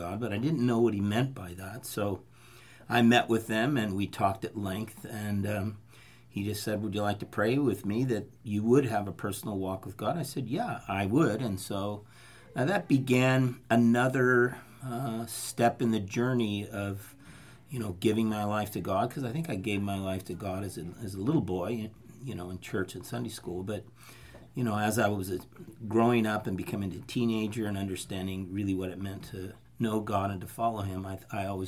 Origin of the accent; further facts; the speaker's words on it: Fresno, California, United States; moved away as an adult; also born or lived in Turlock / Los Angeles / Santa Cruz; I grew up right here in Fresno